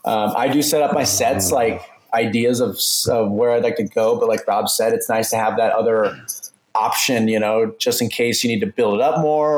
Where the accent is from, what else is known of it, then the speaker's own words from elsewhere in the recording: Omaha, Nebraska, United States; moved away; Omaha, Nebraska.